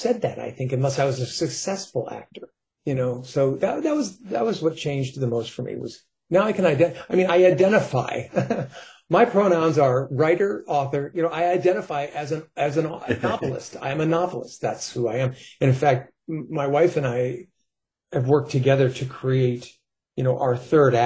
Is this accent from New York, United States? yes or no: yes; New York, United States; now in California, United States; I grew up in New York. I had to move to California